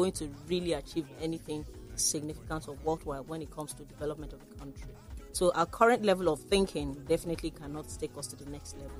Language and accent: English; Lagos, Nigeria; born or raised there; also born or lived in Ogun Waterside, Ogun State / London